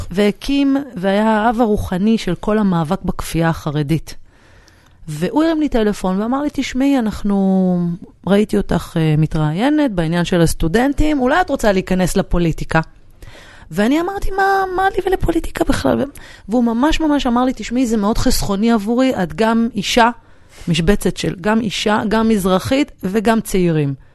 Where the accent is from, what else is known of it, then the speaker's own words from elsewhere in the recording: Jerusalem, Jerusalem District, Israel; moved away; אני גדלתי בקריית היובל, שזאת שכונת פועלים אה, בדרך לעין כרם